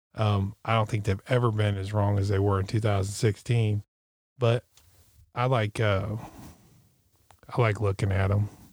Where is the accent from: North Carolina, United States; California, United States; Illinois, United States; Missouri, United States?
Missouri, United States; Missouri, which where I, my home state